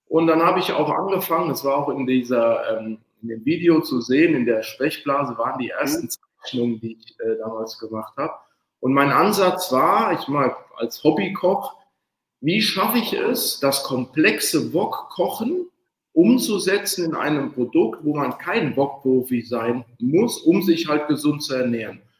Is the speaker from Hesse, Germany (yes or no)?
yes; Hesse, Germany; now in Cologne, Germany; Ja, also ich … bin 42, komme aus Köln, eigentlich gebürtiger Hesse, aber seit elf Jahren äh, in Köln